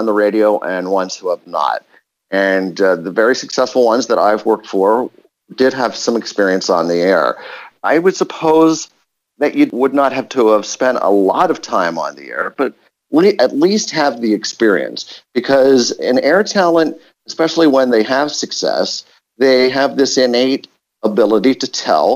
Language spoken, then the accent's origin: English; York, Pennsylvania, United States; also born or lived in San Antonio / San Francisco; now in Chicago, United States; Growing up in York, Pennsylvania